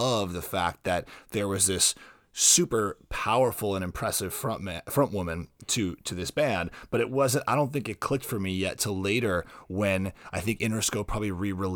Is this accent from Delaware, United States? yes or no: no; South Florida, United States; I grew up in South Florida